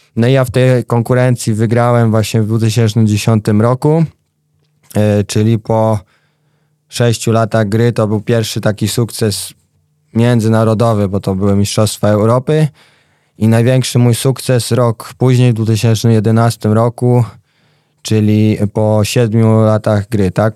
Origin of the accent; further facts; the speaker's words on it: Wrocław, Lower Silesian Voivodeship, Poland; u mnie we Wrocławiu e, było kilka takich miejskich klubów